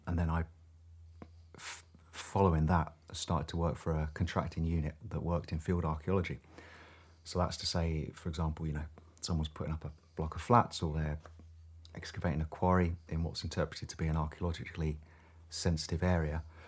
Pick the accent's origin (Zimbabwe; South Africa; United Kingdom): United Kingdom; Hitchin, East of England; moved away as an adult; now in Shetland, United Kingdom; I was born in Hitchin, uh, quite close to Luton in the southeast of England